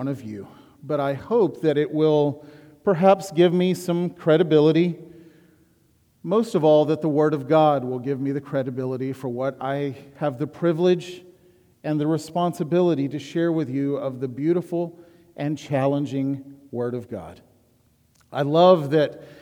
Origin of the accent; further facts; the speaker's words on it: Huntsville, Alabama, United States; I was born and raised in Huntsville, Alabama